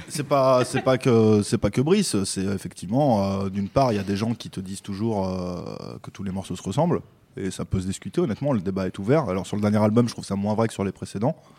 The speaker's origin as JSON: {"language": "French", "country": "Belgium", "moved": "yes", "lives_now": "France", "said": "je suis naturalisé français, je suis belge à la base."}